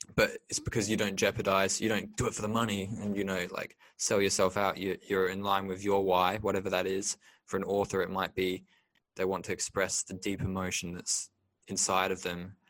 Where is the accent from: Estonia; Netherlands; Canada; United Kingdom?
United Kingdom; Liverpool, North West England; moved away; growing up in England as a boy